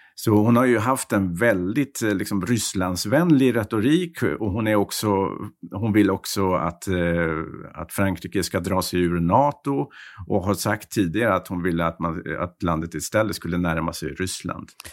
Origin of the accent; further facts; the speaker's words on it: Sweden; moved away as an adult; now in Paris, France; när man som svensk kommer